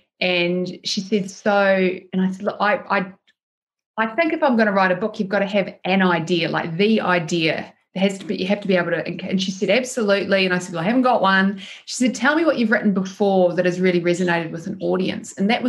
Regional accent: New Zealand; baby brain isn't really a thing where I'm from, because I grew up in New Zealand.

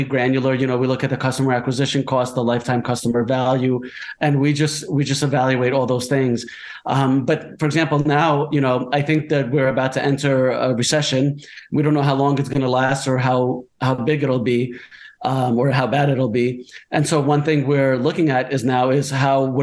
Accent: United States; moved away as an adult; also born or lived in New Jersey; I grew up in New York and New Jersey in the States.

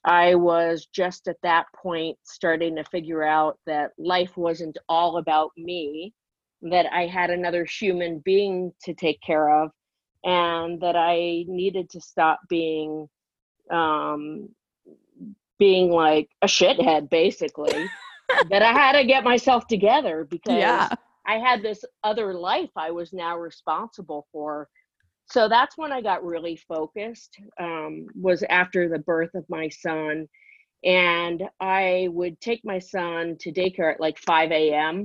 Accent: Encino, California, United States; I grew up in a place called Encino, California

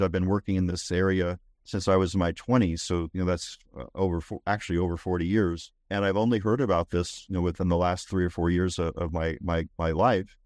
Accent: Northeast, United States; now in Texas, United States; I grew up in the Northeast

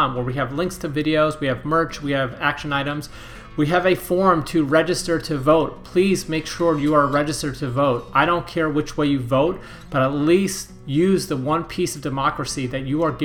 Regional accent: East Coast, United States; now in San Clemente, United States; I'm from the East Coast and I'm going to have East Coast pride, even though I'm not from Florida

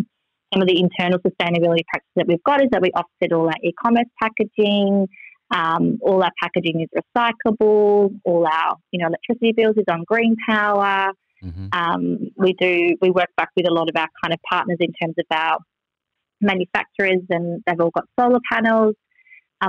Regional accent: Melbourne, Victoria, Australia; moved away as an adult; now in Sydney, Australia; I'm originally from Melbourne

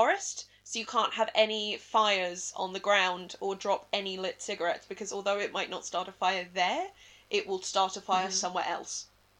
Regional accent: England, United Kingdom; I am English.

